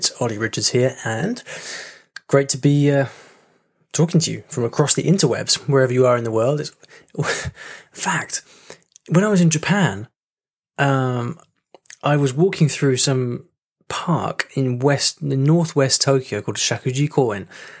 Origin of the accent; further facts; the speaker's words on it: Ukraine; English is a second language; The thing is, I'm a teacher of English, but English is not my native language. I'm from Ukraine.